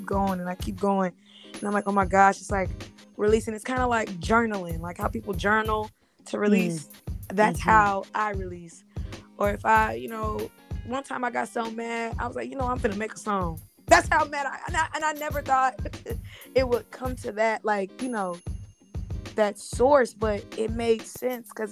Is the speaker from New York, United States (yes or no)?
no; California, United States; now in Dallas, United States; I'm originally from California